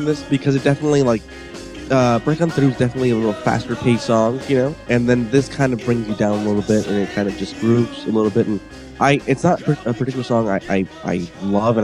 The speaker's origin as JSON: {"language": "English", "town": "Los Angeles", "region": "California", "country": "United States", "said": "where I'm from"}